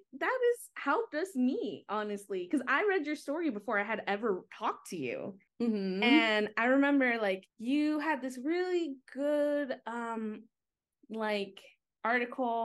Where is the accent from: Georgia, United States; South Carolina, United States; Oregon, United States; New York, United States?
Oregon, United States; moved away as an adult; now in Washington, D.C., United States; I am originally from Oregon